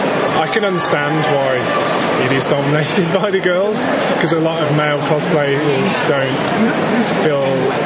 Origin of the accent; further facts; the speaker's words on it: Worcestershire, West Midlands, United Kingdom; I'm from Worcestershire.